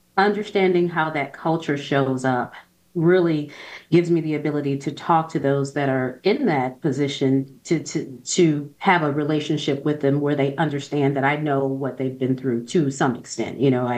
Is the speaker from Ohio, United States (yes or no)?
yes; Toledo, Ohio, United States; I grew up poor. I grew up in Ohio, Toledo, Ohio.